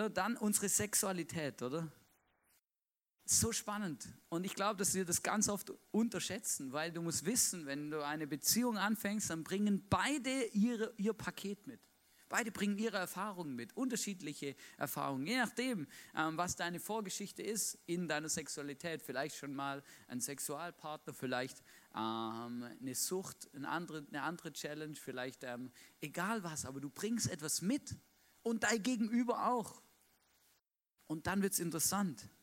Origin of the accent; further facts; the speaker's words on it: Baden-Württemberg, Germany; Ich bin mit einer Schweizerin verheiratet, ja? Ich bin Schwabe